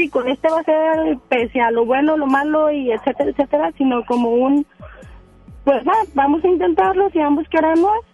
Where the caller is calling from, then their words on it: Apodaca, Nuevo León, Mexico; De Podaca.